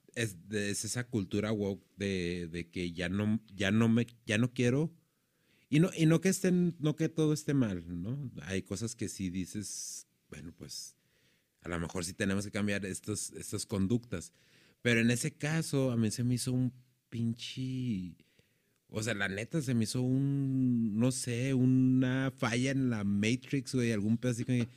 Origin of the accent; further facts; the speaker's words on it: Mexico; sabemos nosotros como mexicanos